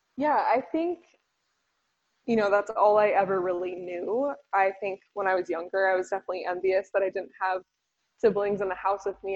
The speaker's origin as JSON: {"language": "English", "town": "San Diego", "region": "California", "country": "United States", "tie": "born or raised there", "also_born_or_lived": "Boise", "moved": "yes", "said": "I grew up in San Diego"}